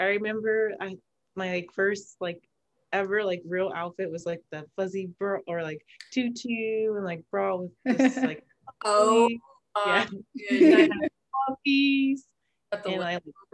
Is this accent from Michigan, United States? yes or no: no; Las Vegas, Nevada, United States; also born or lived in Arizona; I'm originally from Arizona, but I've been in Vegas since third grade, so raised